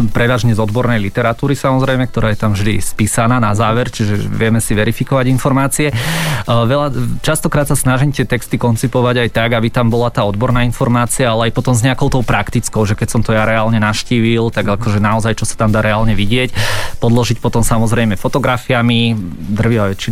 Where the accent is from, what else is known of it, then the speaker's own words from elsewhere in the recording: Trenčín, Trenčín Region, Slovakia; born there; ja som sa narodil v Trenčine